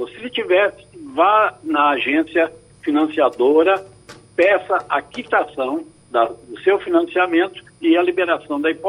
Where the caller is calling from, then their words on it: Cabo de Santo Agostinho, Pernambuco, Brazil; eu sou aqui do Cabo de Santo Agostinho.